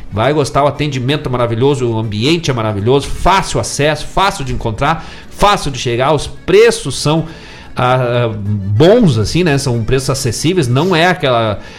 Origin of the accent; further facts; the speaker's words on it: Bom Jesus, Rio Grande do Sul, Brazil; also born or lived in São José dos Ausentes; now in Guaíba, Brazil; São José dos Ausentes, Bom Jesus, minha terra querida, as duas terras, né? Porque eu nasci nas duas junto, né? Na época São José era capela dos ausentes, aí pertencia Bom Jesus